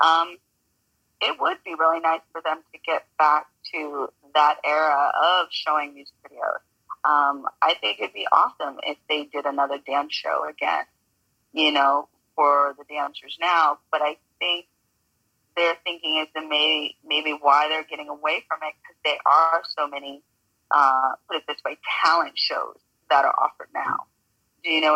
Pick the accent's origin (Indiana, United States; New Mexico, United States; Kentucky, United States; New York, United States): New York, United States; New York City; I grew up in New York